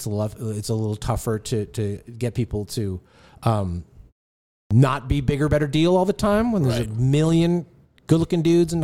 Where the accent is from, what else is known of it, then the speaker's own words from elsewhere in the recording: New York, United States; now in Los Angeles, United States; I'm a New Yorker, so I always, but I've lived in LA for a long, long time.